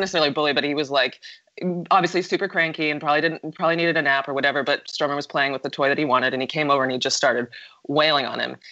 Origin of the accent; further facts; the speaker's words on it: New York, United States; I'm from New York